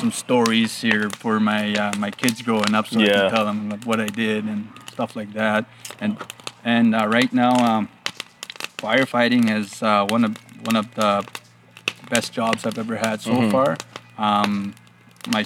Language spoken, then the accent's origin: English; Fox Lake, Alberta, Canada; Growing up, everybody was getting along with everybody.